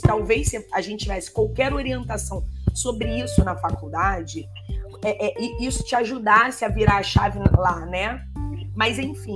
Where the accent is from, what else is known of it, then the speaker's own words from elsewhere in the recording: Rio de Janeiro, Brazil; eu sou do Rio de Janeiro, eu fiz uma estadual